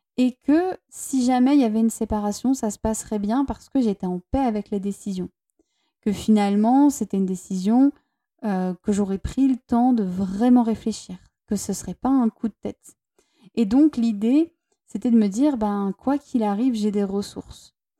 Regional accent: Toulouse, Occitania, France; moved away as an adult; now in Basque Country, France; je viens de Toulouse à la base et que euh, en ce moment avec mon partenaire, on est au Pays Basque

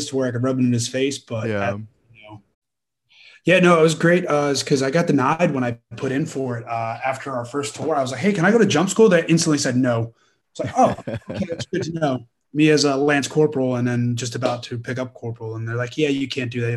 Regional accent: Rutherford, New Jersey, United States; I grew up in New Jersey, Rutherford, New Jersey, in the Meadowlands, right outside of New York City

